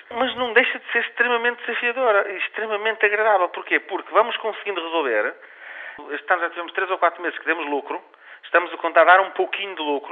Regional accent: Angola; now in Portugal; Eu até sou angolano, nasci em Angola

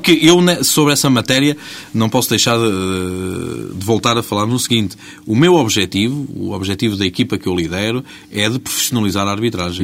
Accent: Portugal; quando nós saímos do nosso país e dizemos que somos portugueses

